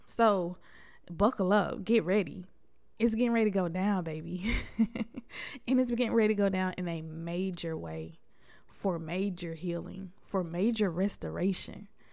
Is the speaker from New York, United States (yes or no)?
yes; Buffalo, New York, United States; I was born in Buffalo, New York.